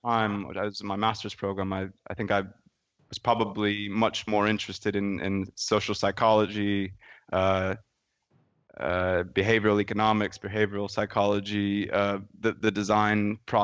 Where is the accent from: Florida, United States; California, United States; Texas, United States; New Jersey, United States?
California, United States; San Francisco Bay Area; I grew up in the San Francisco Bay Area